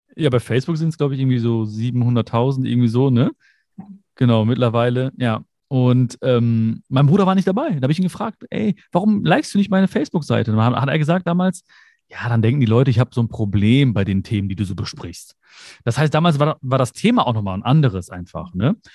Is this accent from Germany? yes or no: yes; Germany; also born or lived in India (ancestry); ich bin zwar hier geboren, ich bin Deutscher, ich fühle mich auch so